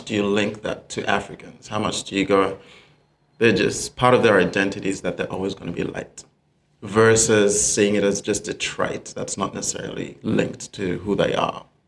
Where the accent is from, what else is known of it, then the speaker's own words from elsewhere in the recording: Sydney, New South Wales, Australia; now in Perth, Australia; So I grew up in Sydney, in the eastern states